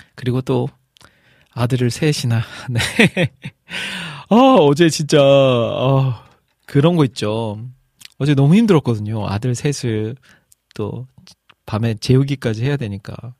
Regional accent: Iksan, North Jeolla, South Korea; 제 고향이 익산이니까 익산 제일 번화가 중앙동이라고 있어요

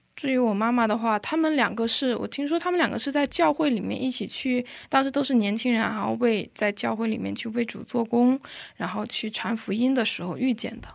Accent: China; moved away as an adult; now in South Korea; 我来自中国。我的父亲是一位牧师，然后呢，因为我父亲的原因，所以我从小就在教会长大

